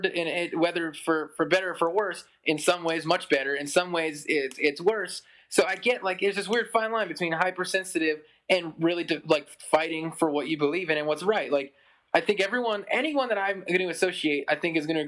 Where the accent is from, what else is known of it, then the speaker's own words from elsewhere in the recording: Pennsylvania, United States; also born or lived in New York City, New York; I was born in New York City, but then moved to Pennsylvania when I was like in like third grade or something